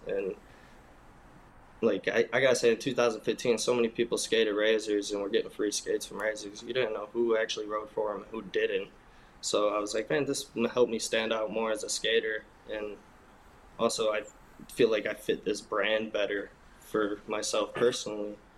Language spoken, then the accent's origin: English; Michigan, United States; moved away; growing up in Michigan